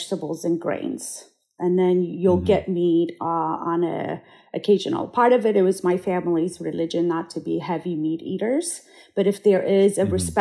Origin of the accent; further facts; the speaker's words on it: Addis Ababa, Ethiopia; now in Santa Barbara, United States; I was born and raised in Addis Ababa